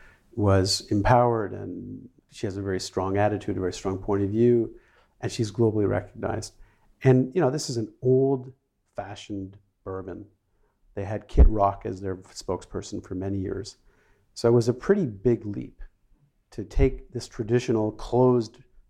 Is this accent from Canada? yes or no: yes; Canada; moved away as an adult; also born or lived in Sweden; I grew up in Canada, and I moved to Sweden in the 1980s, mid-80s.